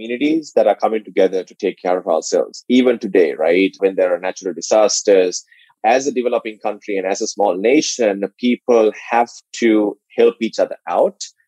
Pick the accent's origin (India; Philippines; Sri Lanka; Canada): Sri Lanka; moved away as an adult; now in United States; I was born and raised in Sri Lanka